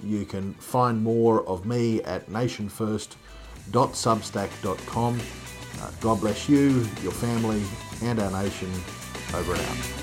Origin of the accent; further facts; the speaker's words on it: Queensland, Australia; Queensland, my home state